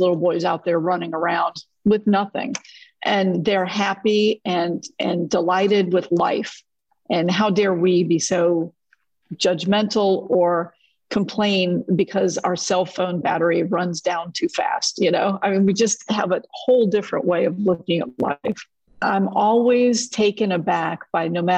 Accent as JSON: {"language": "English", "country": "United States", "said": "we're an American"}